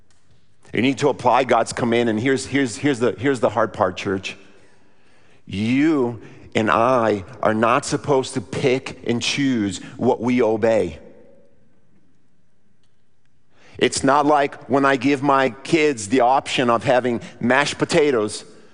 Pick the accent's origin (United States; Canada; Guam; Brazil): Brazil; moved away; I grew up in Brazil